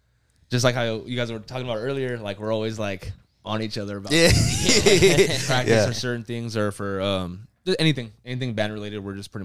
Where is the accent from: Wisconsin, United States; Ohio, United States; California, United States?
California, United States; SoCal; We're a new band. We're from SoCal.